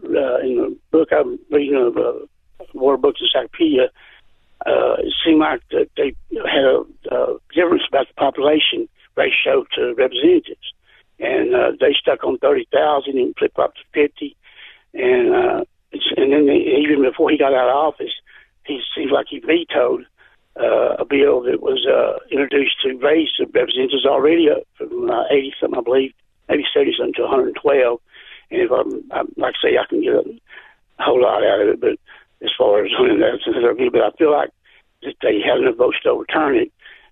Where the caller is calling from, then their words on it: Brownsboro, Texas, United States; I'm calling from Brownsboro.